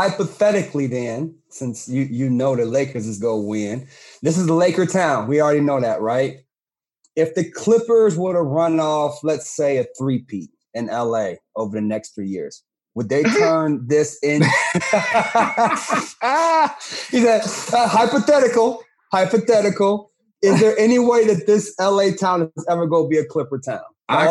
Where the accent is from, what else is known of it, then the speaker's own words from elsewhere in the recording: outside of Cleveland, Ohio, United States; growing up in Cleveland, Ohio, or outside of Cleveland, Ohio.